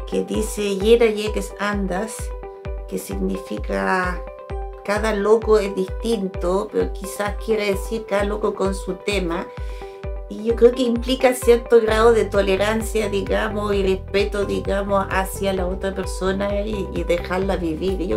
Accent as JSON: {"language": "Spanish", "country": "Colombia", "moved": "yes", "lives_now": "Chile", "said": "cuando yo llegué de Colombia a Chile"}